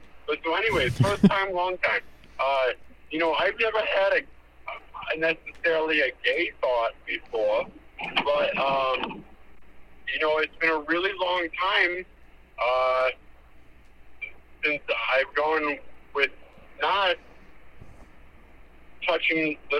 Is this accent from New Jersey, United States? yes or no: yes; New Jersey, United States; when I used to live in, I grew up in New Jersey.